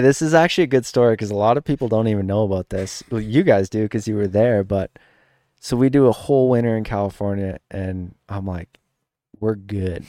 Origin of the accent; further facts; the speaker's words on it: Saskatchewan, Canada; growing up in Saskatchewan, eh, like, we didn't have sand, we didn't have ruts